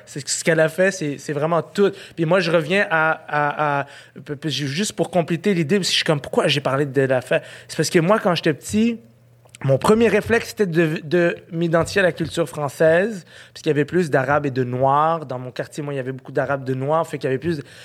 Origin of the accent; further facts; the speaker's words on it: Quebec, Canada; je un Québécois, puis je suis un Canadien